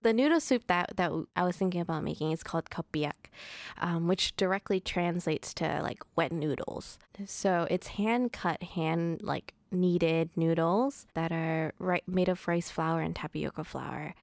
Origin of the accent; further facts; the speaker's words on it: Providence, Rhode Island, United States; I was born and raised in Providence.